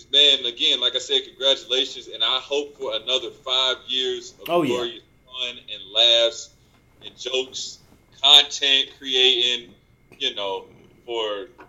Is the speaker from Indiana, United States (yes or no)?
no; Charlotte, North Carolina, United States; I'm from Charlotte and live in Charlotte.